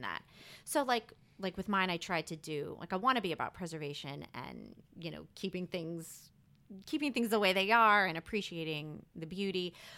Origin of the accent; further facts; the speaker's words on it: Rockville, Maryland, United States; moved away as an adult; also born or lived in Texas; now in New Orleans, United States; I'm originally from Rockville, Maryland. It's a city outside of Washington, D C.